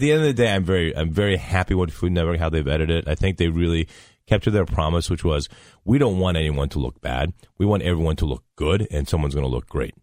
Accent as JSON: {"language": "English", "town": "Dayton", "region": "Ohio", "country": "United States", "tie": "born or raised there", "moved": "yes", "said": "I grew up in Dayton, Ohio"}